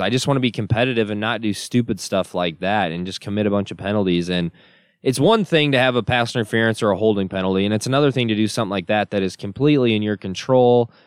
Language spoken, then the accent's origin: English; Michigan, United States; moved away; growing up in Michigan, I got a lot of Michigan State buddies